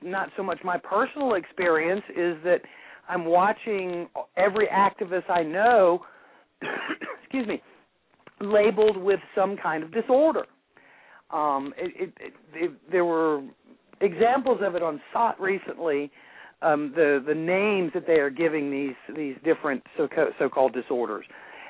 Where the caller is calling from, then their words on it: North Carolina, United States; From North Carolina.